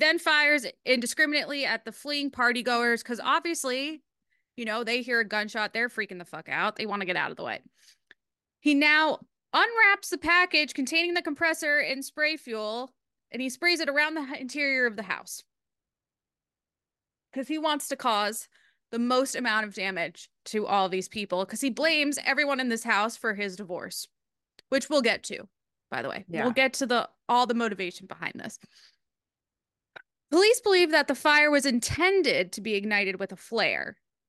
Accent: Rhode Island, United States; I'm from Rhode Island.

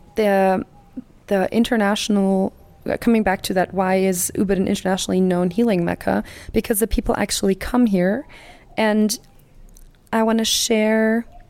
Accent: Germany; I'm from Germany

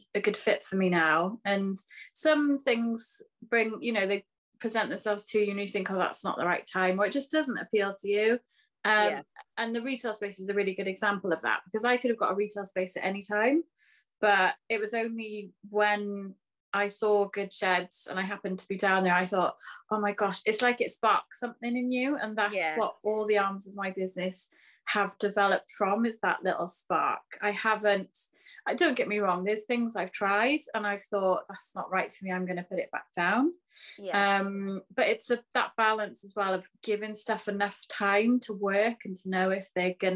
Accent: Pembrokeshire, Wales, United Kingdom; now in Cardiff, United Kingdom; I'm originally from Pembrokeshire

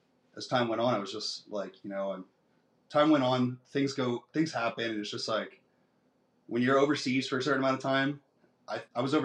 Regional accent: Tampa, Florida, United States; moved away as an adult; also born or lived in South New Jersey; now in San Angelo, United States; I was raised in Tampa, Florida. I lived in Tampa, Florida probably until I was 19 years old

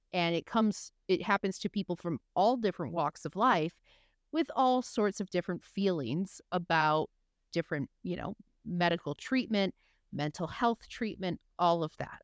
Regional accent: Michigan, United States; I'm from Michigan, I come from the Midwest

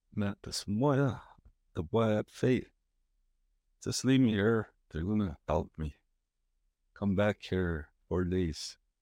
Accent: Onion Lake, Saskatchewan, Canada; I'm from Onion Lake, Saskatchewan, Alberta.

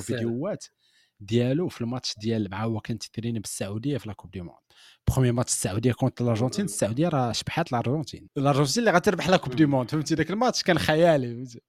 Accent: Morocco; كبرنا في المغرب

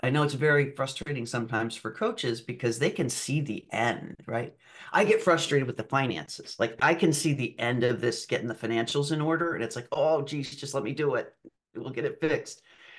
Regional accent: Germany; also born or lived in Argentina; I was raised overseas in Germany and then Argentina for a period of time.

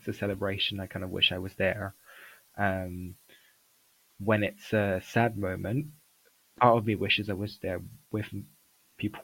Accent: Paris, Île-de-France, France; moved away as an adult; now in London, United Kingdom; growing up in Paris or just outside Paris, and having gone through the French school system

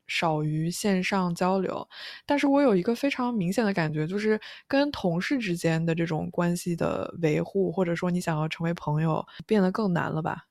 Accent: China; now in New York, United States; 也算是我的故乡吧

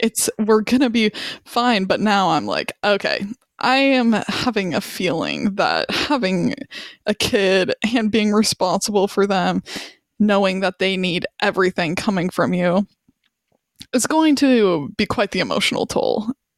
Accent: Wyoming, United States; moved away as an adult; now in Charlottesville, United States; We're from Wyoming

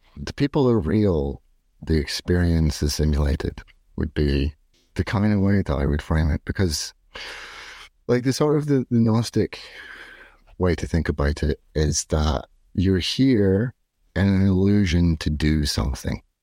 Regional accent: Scotland, United Kingdom; now in Dublin, Ireland; I'm not from here. I'm from Scotland, and I live in the suburbs of Dublin

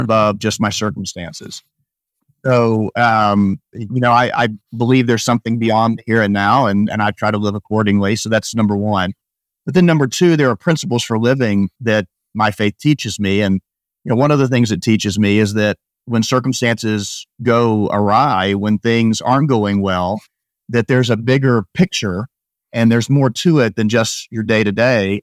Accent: Rogers, Arkansas, United States; moved away as an adult; also born or lived in Baltimore, Maryland; I grew up in Northwest Arkansas, Rogers, Arkansas

